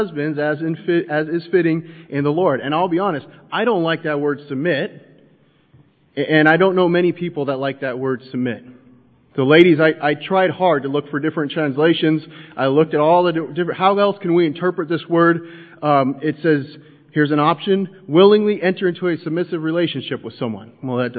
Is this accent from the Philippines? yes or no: no; United States; I'm an American